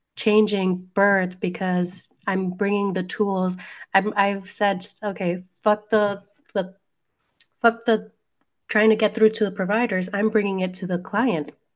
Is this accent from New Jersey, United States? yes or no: yes; New Jersey, United States; I'm a Jersey girl